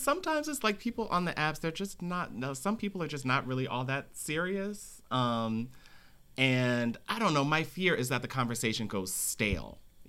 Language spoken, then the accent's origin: English; Philadelphia, Pennsylvania, United States; I'll say, oh, okay, I'm from Philly.